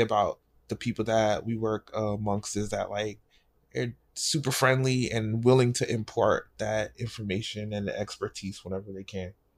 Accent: New York City, New York, United States; moved away as an adult; also born or lived in Pennsylvania; I grew up in New York

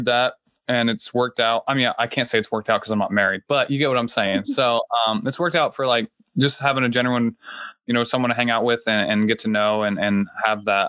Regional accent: Southeastern Ohio, United States; moved away as an adult; now in Washington, D.C., United States; I'm from Southeastern Ohio. I'm half Lebanese and my dad's German. He's like a quarter German. And I grew up in a small town, rural Ohio

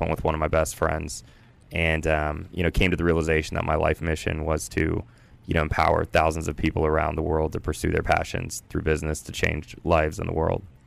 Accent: Culpeper, Virginia, United States; I grew up in Culpeper, Virginia

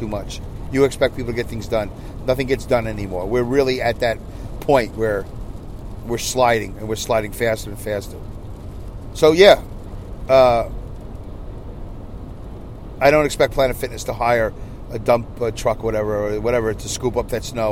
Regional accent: Saugerties, New York, United States; in Saugerties, in my hometown

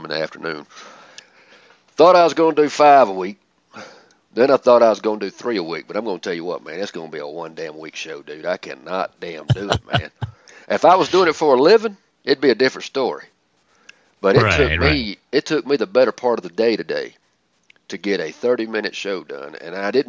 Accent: the South, United States; I'm from the South

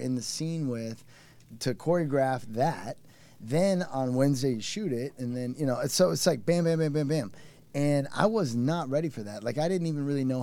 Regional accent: Cedar Rapids, Iowa, United States; my hometown of Cedar Rapids, Iowa

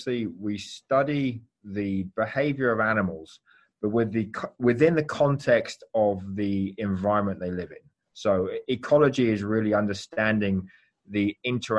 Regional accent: London, United Kingdom; moved away as an adult; also born or lived in Athens, Greece; now in Miami, United States; I actually have a Greek father, English mother, but born and raised in London

